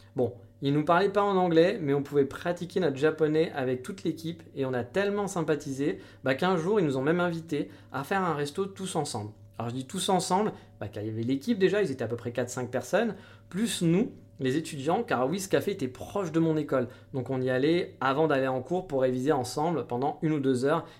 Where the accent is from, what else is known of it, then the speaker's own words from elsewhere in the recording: France; moved away; on était français